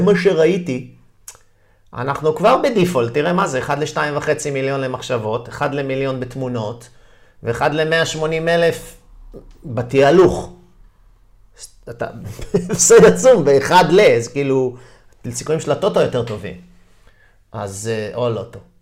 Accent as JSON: {"language": "Hebrew", "town": "Haifa", "region": "Haifa District", "country": "Israel", "tie": "born or raised there", "also_born_or_lived": "New York, United States", "moved": "as an adult", "said": "נולדתי פה וגדלתי פה בחיפה"}